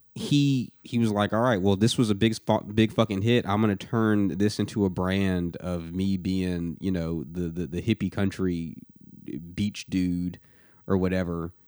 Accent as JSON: {"language": "English", "town": "Atlanta", "region": "Georgia", "country": "United States", "tie": "born or raised there", "moved": "as an adult", "lives_now": "Nashville, United States", "said": "somebody that grew up in the metro Atlanta area"}